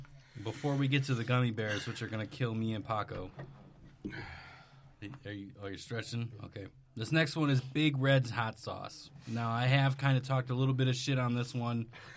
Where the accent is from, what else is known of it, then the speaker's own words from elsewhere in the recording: Wisconsin, United States; moved away; I'm originally from Wisconsin.